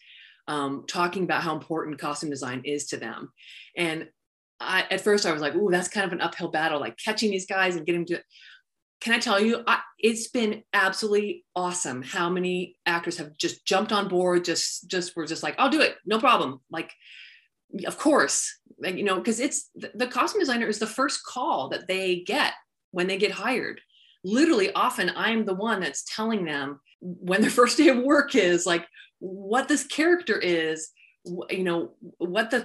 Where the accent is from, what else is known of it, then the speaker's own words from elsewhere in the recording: San Diego, California, United States; I grew up in San Diego